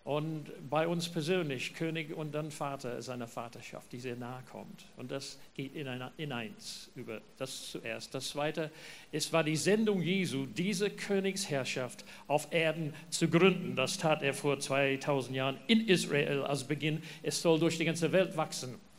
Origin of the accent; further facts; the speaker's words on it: New Zealand; German is a second language; Ja, schön nach Neuseeland fliegen. Da kommen wir her. Man merkt es an meinem Dialekt, südlichem Klang in meinem Deutsch.